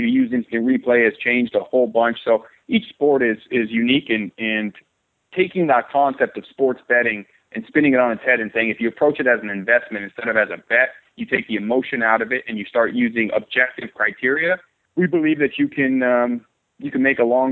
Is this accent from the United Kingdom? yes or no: no; San Diego, California, United States; I'm from San Diego, California, born and raised